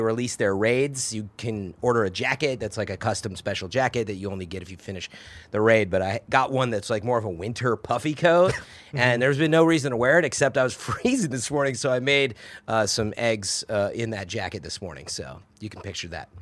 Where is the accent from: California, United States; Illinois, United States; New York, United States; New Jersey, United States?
Illinois, United States; Chicago; now in San Francisco, United States; I'm from the Chicago area